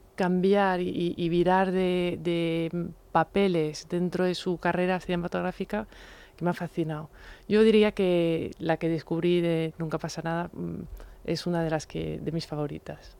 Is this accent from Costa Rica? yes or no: no; France; como francesa